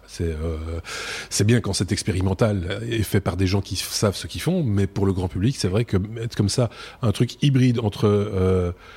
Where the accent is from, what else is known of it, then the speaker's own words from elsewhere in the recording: Belgium; nous sommes belges